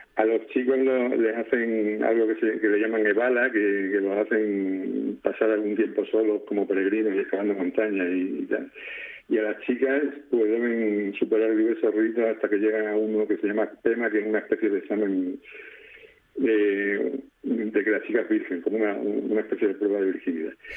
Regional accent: Extremadura, Spain; also born or lived in Madrid / Alcalá de Henares; now in Murcia, Spain; Vivo en Murcia desde hace unos 10 años, aunque soy extremeño

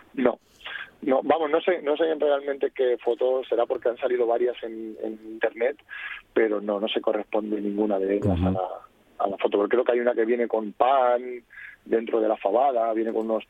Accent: Toledo, Castilla-La Mancha, Spain; yo soy toledano

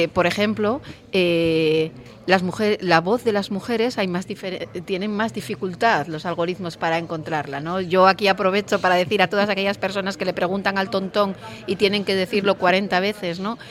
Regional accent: Nava, Asturias, Spain; Yo como soy de Nava

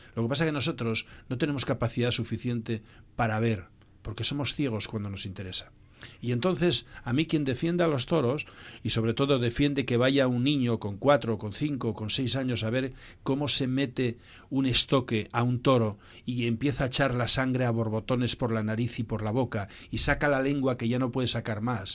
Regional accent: Llames de Parres, Asturias, Spain; en mi pueblo, donde yo nací, Llames de Parres

